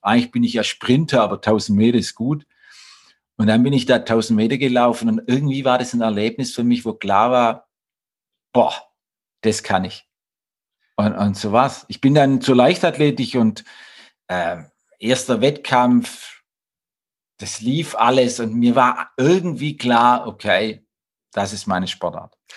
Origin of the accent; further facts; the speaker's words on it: Blaubeuren, Baden-Württemberg, Germany; Ich komme aus Blaubeurer